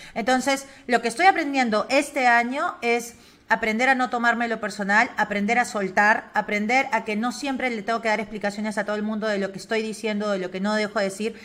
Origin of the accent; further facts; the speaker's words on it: Lima, Peru; also born or lived in Spain; yo soy limeña, soy de la capital